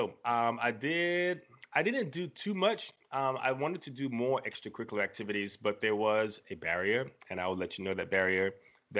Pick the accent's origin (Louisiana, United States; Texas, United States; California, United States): Texas, United States; Lubbock; born there; Yes, born in Texas, currently living in Texas. I was born in Lubbock, Texas.